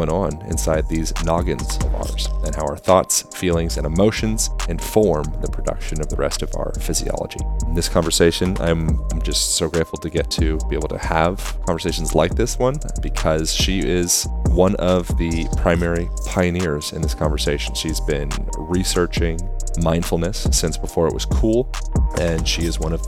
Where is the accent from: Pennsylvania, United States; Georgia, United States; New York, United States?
Pennsylvania, United States; Lancaster; I grew up in Lancaster, Amish country.